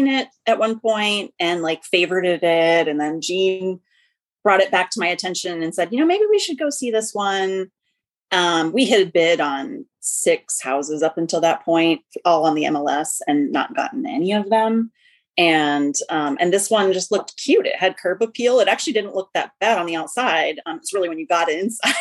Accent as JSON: {"language": "English", "region": "Western New York", "country": "United States", "moved": "as an adult", "lives_now": "Austin, United States", "said": "I'm originally from Western New York, but moved out to Texas to join AmeriCorps after college"}